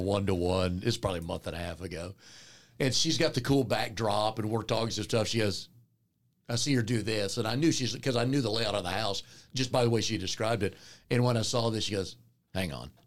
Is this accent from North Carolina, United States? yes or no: yes; Raleigh, North Carolina, United States; I grew up here in Raleigh